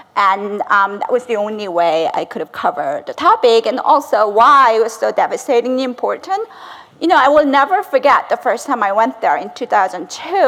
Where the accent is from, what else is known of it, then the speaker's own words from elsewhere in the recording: South Korea; moved away; I'm also fluent in Korean. I grew up in South Korea.